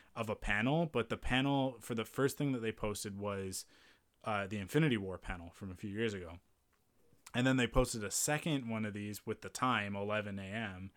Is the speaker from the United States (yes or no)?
no; Penticton, British Columbia, Canada; moved away; growing up in Penticton